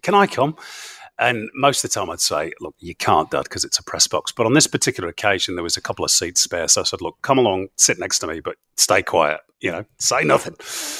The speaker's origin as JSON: {"language": "English", "region": "England", "country": "United Kingdom", "tie": "born or raised there", "said": "Now, for a kid growing up in England, you know, that's something really special."}